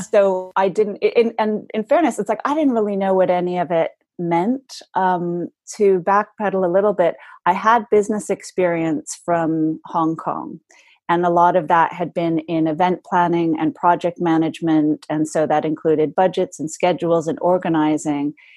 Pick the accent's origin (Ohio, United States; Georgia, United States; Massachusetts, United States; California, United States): California, United States; Los Angeles; I was born in Los Angeles and my mom was in the entertainment business. So she was a model and commercial spokesperson. And so I sort of grew up um, in the, in the entertainment industry